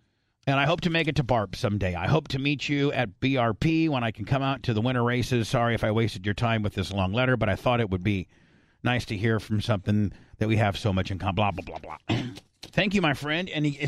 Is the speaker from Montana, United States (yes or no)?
no; Gary, Indiana, United States; moved away as an adult; now in Arizona, United States; I grew up in Gary, Indiana, graduated from Calumet High School in 86, lived in Port Richey from 88 to 90. My grandparents lived in Mentone, Indiana, which is really close to where, Warsaw is.